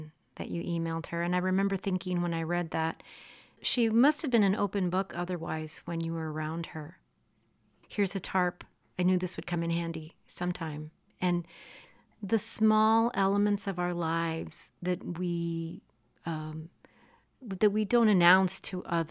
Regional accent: Texas-Mexico border, United States; I'm from the Texas-Mexico border

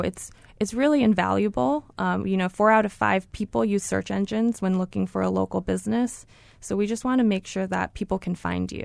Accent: Honolulu, Hawaii, United States; now in Mountain View, United States; I am so excited to be representing Google in my hometown

